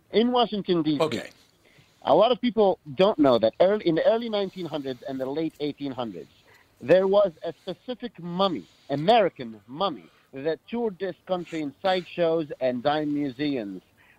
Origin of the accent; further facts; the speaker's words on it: Cairo, Cairo Governorate, Egypt; I grew up in Cairo, Egypt. I grew up right in the heart of the hall, where all the mummies are, and the Great Pyramids is.